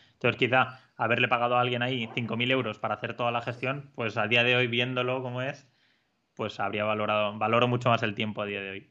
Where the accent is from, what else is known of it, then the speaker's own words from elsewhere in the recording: Spain; al ser extranjero, no ser una persona andorrana, pues te ponían mil pegas para darte una hipoteca eh, en un banco andorrano siendo tú español